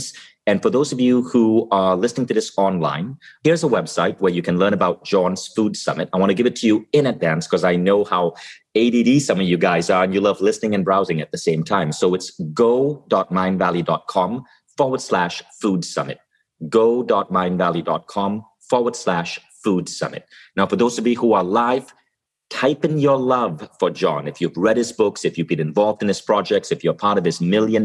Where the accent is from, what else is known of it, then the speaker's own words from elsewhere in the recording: Malaysia; also born or lived in Kuala Lumpur, Malaysia / United States; now in Estonia; I grew up in Malaysia.